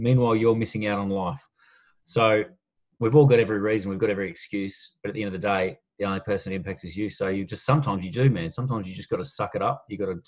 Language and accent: English; Melbourne, Victoria, Australia; also born or lived in Hong Kong / Perth / Shepparton; So I grew up in Melbourne and Hong Kong for 6 years.